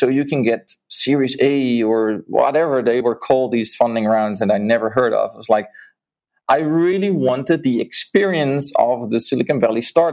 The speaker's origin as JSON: {"language": "English", "country": "Netherlands", "also_born_or_lived": "Mexico", "moved": "as an adult", "said": "I'm from the Netherlands"}